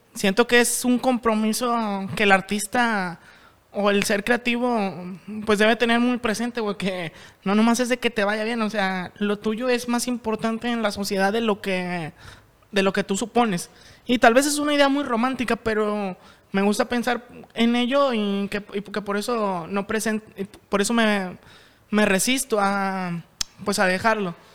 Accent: Monterrey, Nuevo León, Mexico; nosotros como sociedad regia

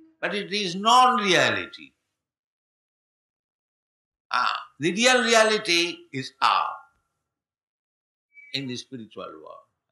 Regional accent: India; I am poor Indian.

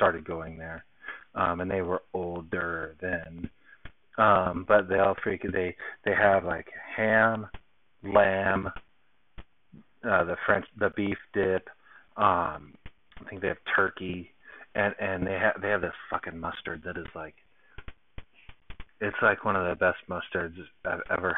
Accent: Long Beach, California, United States; now in Salt Lake City, United States; my hometown, Long Beach

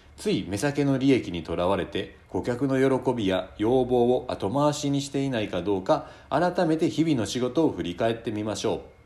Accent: Shiga, Japan; 私はあの、滋賀県生まれでですね

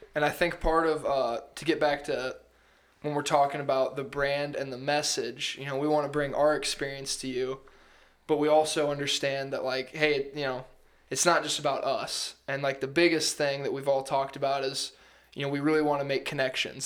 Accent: Council Bluffs, Iowa, United States; I grew up in Iowa, the western side of the state, Council Bluffs, my whole life

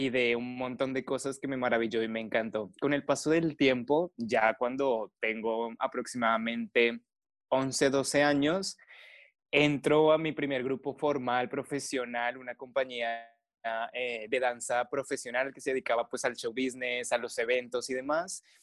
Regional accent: Colombia; En el colegio usualmente lo que te dan es folclore, o por lo menos en mi país. Entonces inicié bailando folclore colombiano

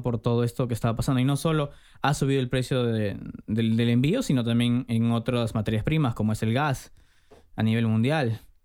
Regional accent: Trujillo, La Libertad, Peru; Yo evidentemente soy de Trujillo

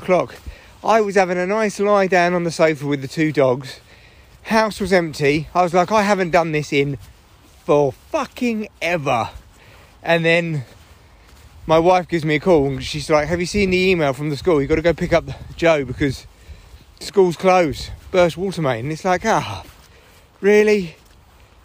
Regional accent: England, United Kingdom; being English

